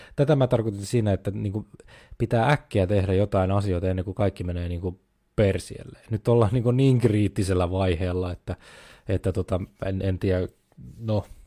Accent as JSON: {"language": "Finnish", "country": "Finland"}